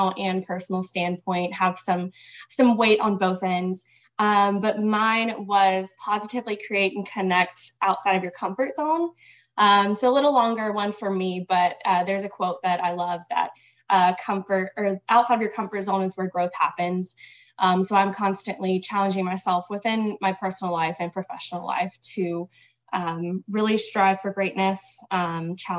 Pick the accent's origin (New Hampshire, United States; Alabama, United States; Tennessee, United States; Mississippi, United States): Mississippi, United States; moved away as an adult; now in Dallas, United States; So I'm originally from Mississippi. I'm in Dallas right now